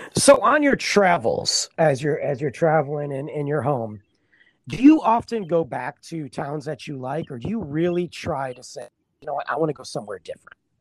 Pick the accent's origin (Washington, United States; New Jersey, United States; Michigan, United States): Michigan, United States; now in Texas, United States; I'm from Michigan uh, originally, and I've been in Texas about 11 years